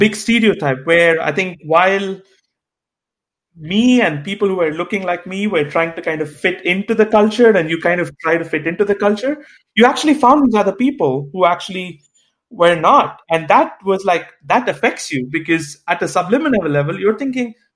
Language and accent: English; Chennai, Tamil Nadu, India; moved away as an adult; now in United States; the American High Commission in my hometown of Chennai, or Madras